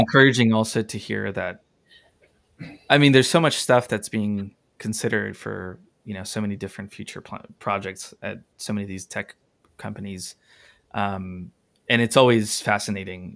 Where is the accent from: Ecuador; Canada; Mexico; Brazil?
Ecuador; moved away; I'm from Ecuador.